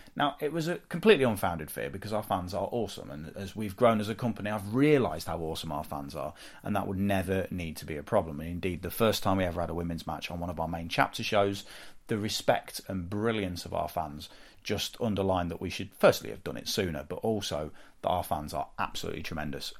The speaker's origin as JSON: {"language": "English", "area": "the Midlands", "region": "England", "country": "United Kingdom", "said": "I'm from the Midlands"}